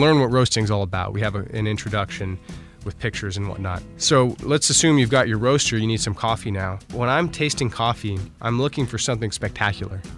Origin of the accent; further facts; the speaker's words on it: United States; I'm from the United States